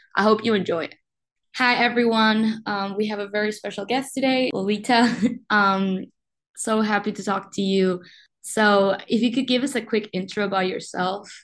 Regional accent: Uruguay; now in Rochester, United States; I was born and raised in Uruguay

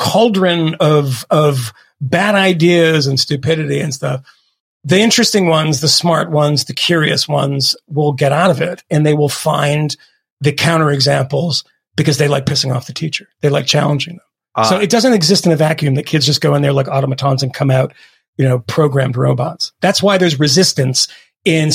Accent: Massachusetts, United States; I grew up in Massachusetts

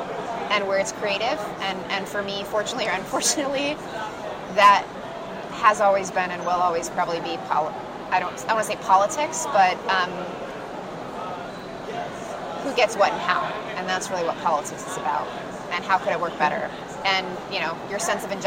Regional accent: San Diego, California, United States; I grew up in San Diego

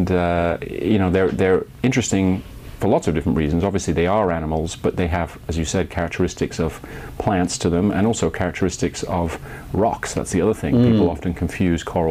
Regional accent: Bath, South West England, United Kingdom; moved away; I grew up in Britain.

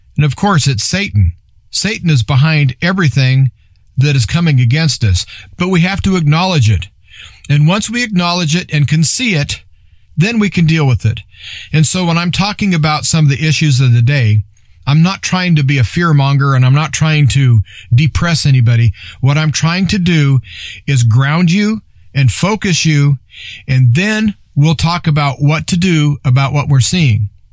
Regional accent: Nebraska, United States; I'm from Nebraska

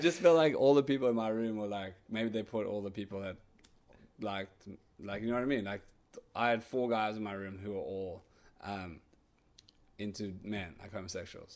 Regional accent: Cape Town, Western Cape, South Africa; my hometown in Hudbay

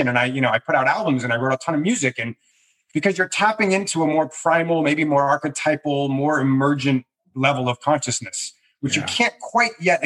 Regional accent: Massachusetts, United States; I grew up in Massachusetts

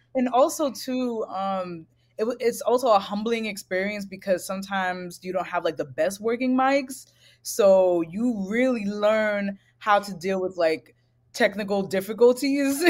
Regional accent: New York City, New York, United States; growing up in Brooklyn, I was raised in a single parent household

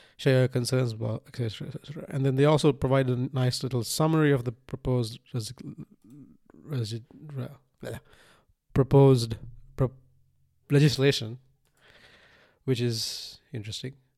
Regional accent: Sri Lanka; moved away; I was born in Sri Lanka in nineteen ninety-one

